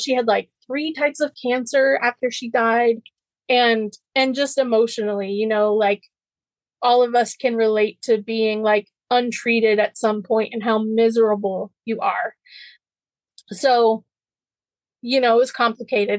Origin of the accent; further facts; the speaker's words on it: North Carolina, United States; moved away as an adult; also born or lived in Tennessee; my hometown in North Carolina